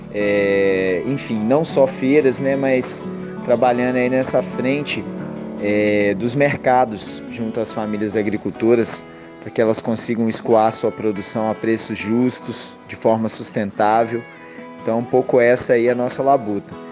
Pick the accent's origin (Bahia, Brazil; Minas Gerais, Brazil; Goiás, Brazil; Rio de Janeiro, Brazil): Minas Gerais, Brazil; Viçosa; moved away as an adult; also born or lived in Northeast Brazil; now in Pernambuco, Brazil; eu sou natural de Viçosa, Minas Gerais. Estou aqui no Nordeste já há 10 anos, mais de 10 anos